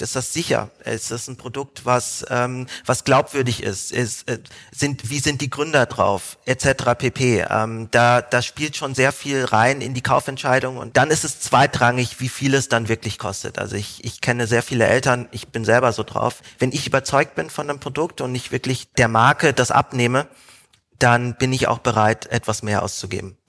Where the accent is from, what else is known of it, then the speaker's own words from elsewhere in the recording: Frankfurt, Hesse, Germany; moved away as an adult; also born or lived in Hamburg; ich komme ursprünglich aus Frankfurt